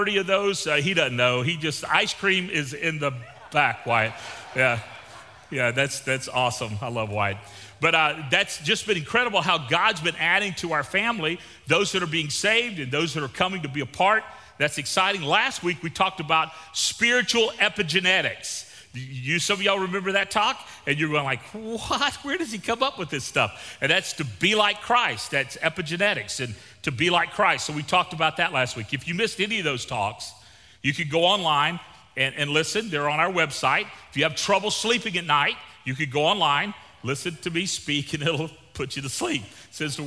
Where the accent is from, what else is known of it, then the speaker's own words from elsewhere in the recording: Gulf Coast of Florida, United States; moved away; also born or lived in Victoria, Texas; I grew up on the Gulf Coast of Florida.